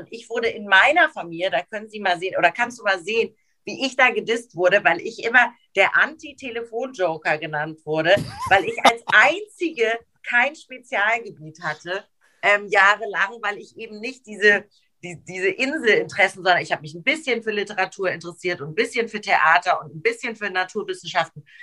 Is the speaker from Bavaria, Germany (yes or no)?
no; Hamburg, Germany; moved away as an adult; now in Frankfurt, Germany; meine Heimatstadt Hamburg